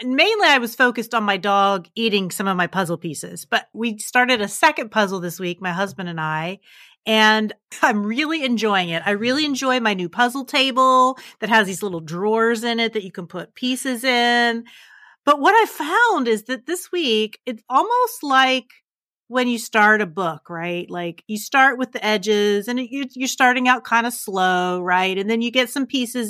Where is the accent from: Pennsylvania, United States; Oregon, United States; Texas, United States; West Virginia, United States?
West Virginia, United States; now in Louisville, United States; I grew up in West Virginia as a Baptist